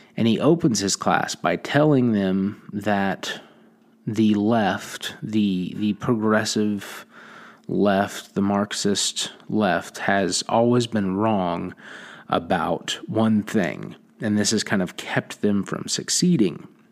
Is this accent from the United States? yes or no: yes; Oklahoma Panhandle, United States; I grew up out here in Panhandle of Oklahoma